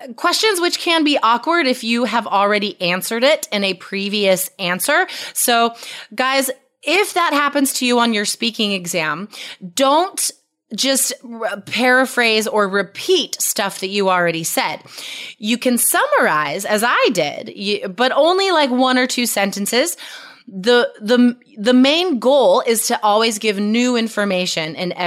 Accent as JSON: {"language": "English", "country": "United States", "lives_now": "Portland, United States", "said": "I'm an American or I live in Portland, Oregon"}